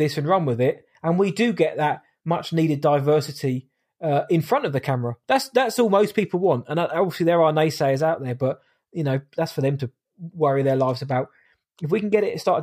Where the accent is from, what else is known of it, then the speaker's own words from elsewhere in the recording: Southampton, South East England, United Kingdom; my hometown